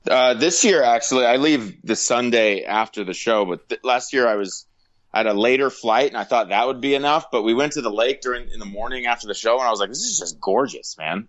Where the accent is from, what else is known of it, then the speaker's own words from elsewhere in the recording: Los Angeles, California, United States; I'm a native Angelino, born and raised in Los Angeles